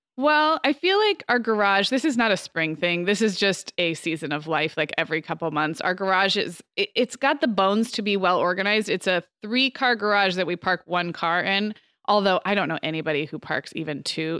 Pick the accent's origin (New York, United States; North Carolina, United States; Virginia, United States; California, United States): California, United States; moved away; also born or lived in Arizona; growing up in California, living in Arizona